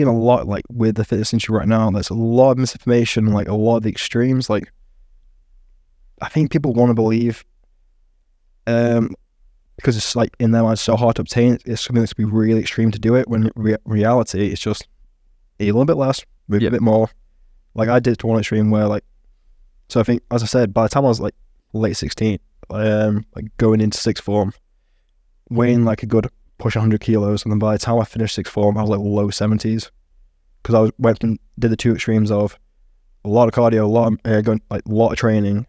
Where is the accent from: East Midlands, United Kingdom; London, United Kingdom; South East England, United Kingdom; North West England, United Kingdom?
East Midlands, United Kingdom; so I grew up near the Peak District, a lot of mates in that kind of area